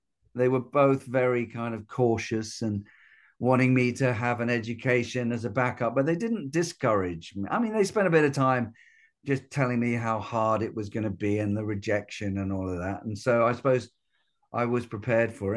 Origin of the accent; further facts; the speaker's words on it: United Kingdom; being a Brit